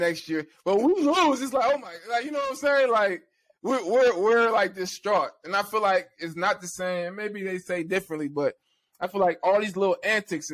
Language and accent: English; Louisiana, United States; I grew up in Louisiana